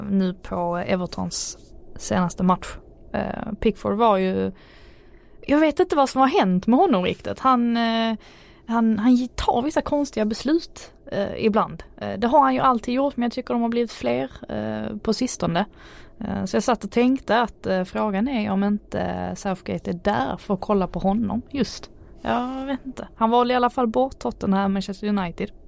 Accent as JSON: {"language": "Swedish", "town": "Malmö", "region": "Skåne", "country": "Sweden", "accent": "Scanian", "said": "Räven raskar över isen. Det är väl inget, jag har väl inte så bred jag har ju inte bred skånska. Jag har ju inte det."}